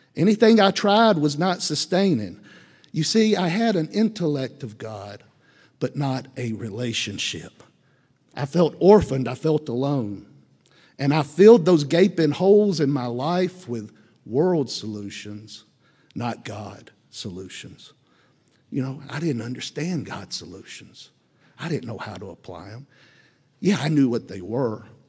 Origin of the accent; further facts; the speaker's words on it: Columbia, United States; I grew up here in Columbia.